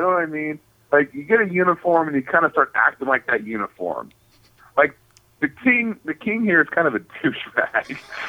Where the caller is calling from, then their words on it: Phoenix, Arizona, United States; I'm calling from the Phoenix, Arizona Renaissance Fair.